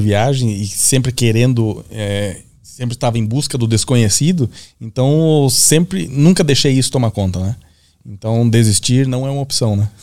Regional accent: Gaúcho, Rio Grande do Sul, Brazil; pra nós, gaúcho

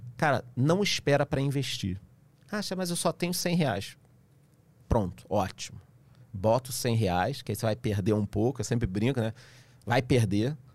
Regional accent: Rio de Janeiro, Brazil; eu que sou carioca

